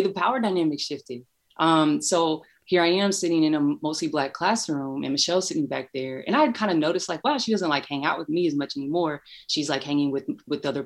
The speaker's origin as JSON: {"language": "English", "town": "Louisville", "region": "Kentucky", "country": "United States", "tie": "born or raised there", "also_born_or_lived": "Chicago", "moved": "as an adult", "said": "I'm from Louisville, Kentucky. I live here now, but I spent a long time in Chicago for school. And, you know, growing up in a city like Louisville"}